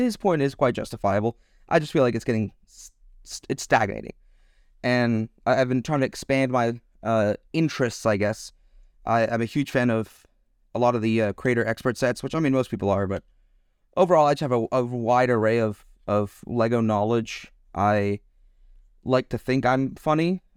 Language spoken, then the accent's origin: English; Texas, United States; now in Germany; I currently live in Germany, but I am an American. I come from uh, Texas